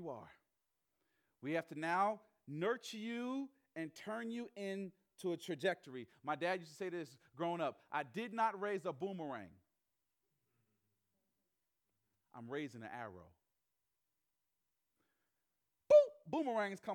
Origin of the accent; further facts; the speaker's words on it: the South, United States; moved away as an adult; also born or lived in Chicago, Illinois; I'm from the South. My parents are from the Northeast. My mom's from Philly. My dad's from Jersey. They're city people living down South